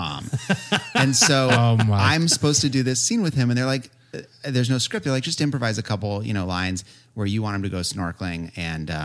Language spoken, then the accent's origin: English; San Diego, California, United States; I grew up in San Diego